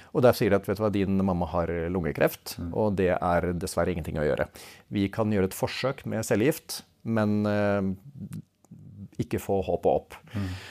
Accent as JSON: {"language": "Norwegian", "town": "Svelvik", "region": "Vestfold", "country": "Norway", "said": "Jeg kommer jo fra Svelvik"}